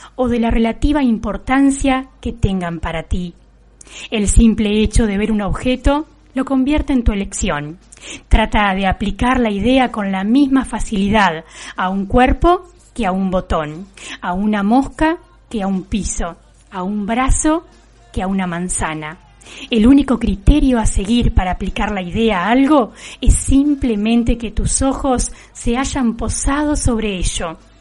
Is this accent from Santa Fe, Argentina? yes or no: no; Juan N. Fernández, Buenos Aires Province, Argentina; en nuestra localidad